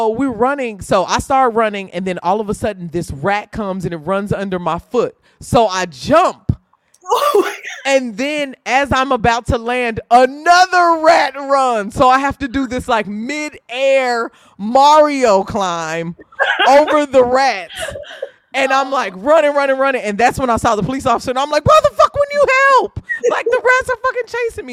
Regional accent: Indiana, United States; I'm from Indiana

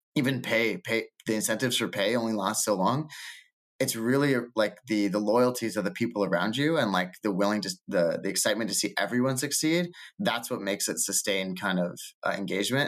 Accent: Canada; also born or lived in Toronto / Lisbon / New York; as a Canadian

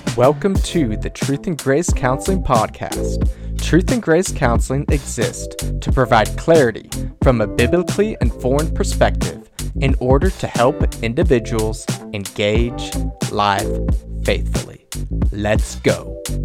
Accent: Duncan, Oklahoma, United States; in my hometown, Duncan, Oklahoma

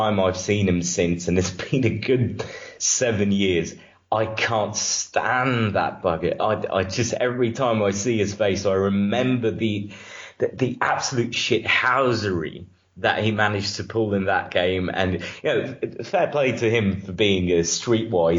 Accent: Romania; I'm from Romania

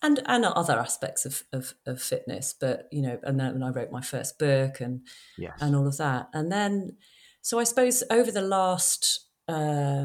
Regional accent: London, United Kingdom; I grew up in London

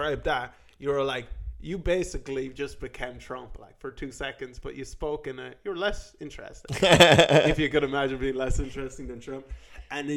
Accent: Ireland; I was born in Ireland

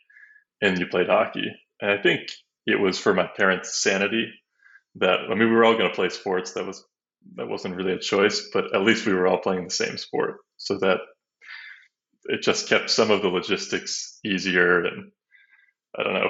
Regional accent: New Hampshire, United States; now in Austin, United States; I grew up in New Hampshire

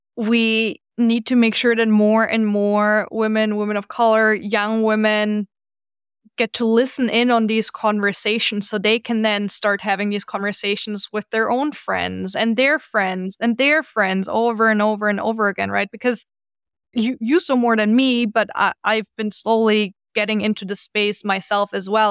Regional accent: Germany; now in New York, United States; I'm from Germany originally

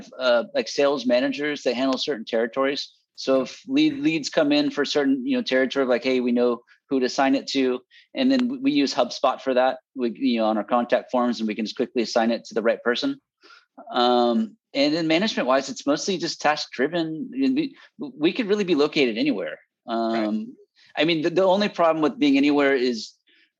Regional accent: Bay Area, California, United States; moved away as an adult; also born or lived in Fresno, California; I'm from the Bay Area. I came down to go to Fresno State.

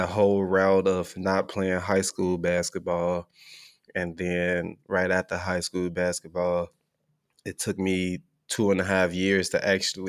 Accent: Oklahoma, United States; So, and I'm from Oklahoma playing there, so that's definitely a big thing.

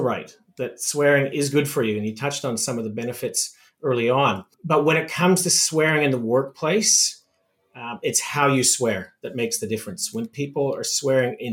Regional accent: Saskatoon, Saskatchewan, Canada; as a young boy growing up in Saskatoon, Saskatchewan, which is essentially in the middle of Canada

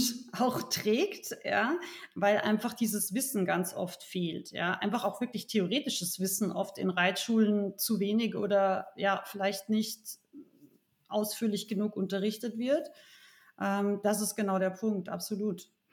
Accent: Rauris Valley, Salzburg, Austria; now in Munich, Germany; ich bin ursprünglich aus Österreich, aus dem sehr urigen Raurisser Tal

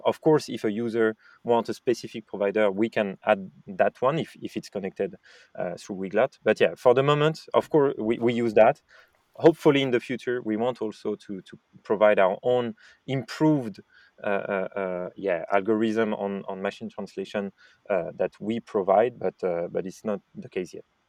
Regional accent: France; accent: French; English is a second language; I, am French, as you said, and might have guessed with my French accent in English

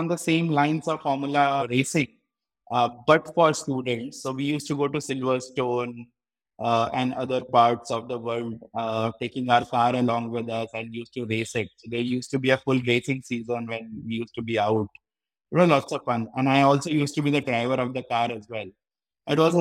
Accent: Gwalior, Madhya Pradesh, India; I was born and brought up in Gwalior, Madhya Pradesh

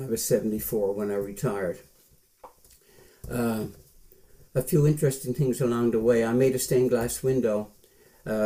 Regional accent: St. John's, Newfoundland and Labrador, Canada; moved away as an adult; also born or lived in New Brunswick / Ottawa; I went to school at St. Patrick's Hall School in St. John's, half an hour from Mount Pearl, from 1944 till 1955, when I was 17 in grade 11

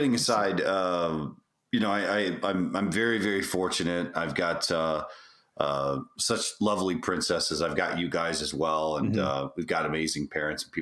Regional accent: just outside of Houston, Texas, United States; we grew up just outside of Houston. And so one of the things that's kind of tough to get rid of is an accent

